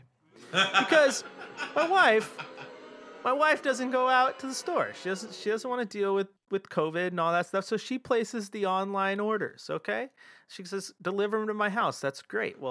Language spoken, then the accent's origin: English; Portland, Oregon, United States; of all my time living here and growing up in Portland